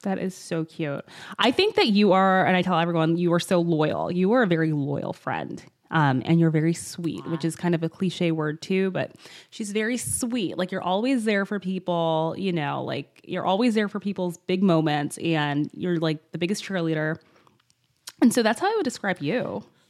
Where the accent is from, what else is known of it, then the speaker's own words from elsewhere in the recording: Michigan, United States; We were grow- growing up in Michigan